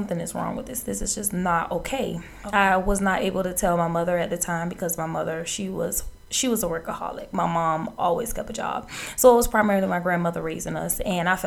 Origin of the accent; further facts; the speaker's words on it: Savannah, Georgia, United States; I am from Savannah, Georgia. I was raised on the west side of Savannah primarily